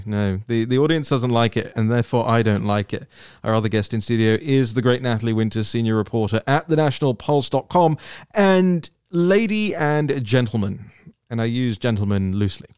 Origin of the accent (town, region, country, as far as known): United Kingdom